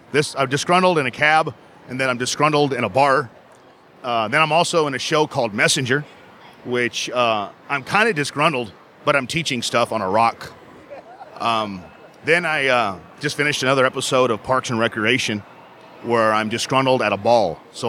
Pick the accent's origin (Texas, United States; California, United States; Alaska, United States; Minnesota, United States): Texas, United States; San Antonio; it's so great to be back here in my hometown, San Antonio, Texas